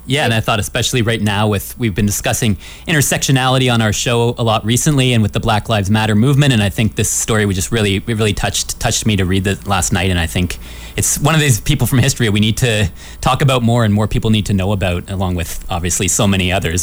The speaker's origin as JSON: {"language": "English", "country": "Canada", "said": "we're Canadian"}